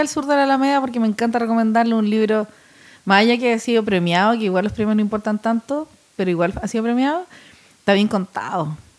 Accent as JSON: {"language": "Spanish", "country": "Chile", "said": "somos unos sudacas chilenos"}